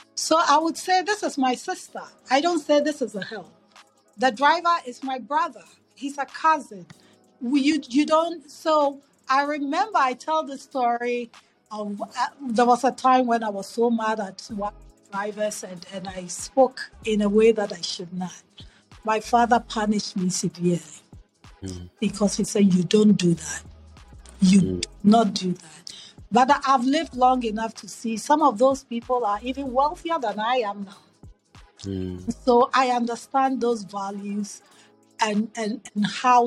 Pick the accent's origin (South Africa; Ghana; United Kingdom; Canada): Ghana; Accra, Greater Accra; moved away as an adult; also born or lived in New York City / Philadelphia; now in United States; So growing up in Ghana, I grew up in Accra.